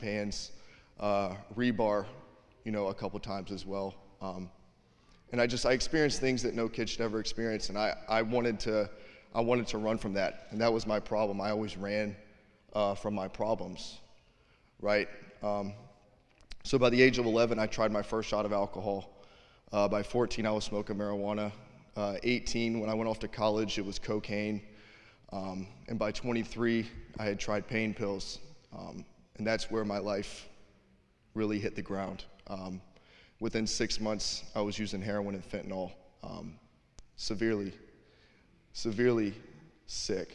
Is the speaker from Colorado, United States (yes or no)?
no; Savannah, Georgia, United States; moved away; I'm from Savannah, Georgia